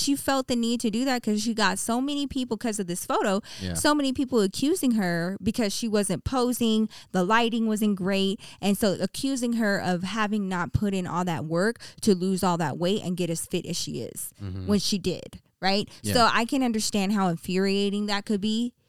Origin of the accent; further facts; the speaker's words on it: Texas, United States; I grew up in Texas. We had nothing but hardwood floors.